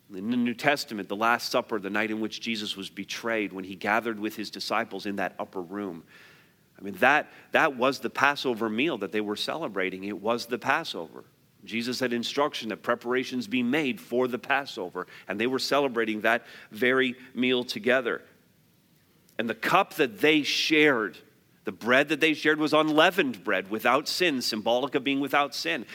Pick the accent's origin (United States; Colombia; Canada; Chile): Canada; because we're Canadian